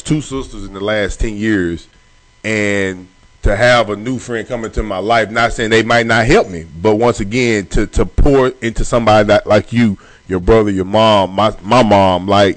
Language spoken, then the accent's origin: English; Longview, Texas, United States; a lot of people that I grew up with back in Longview and Pine Tree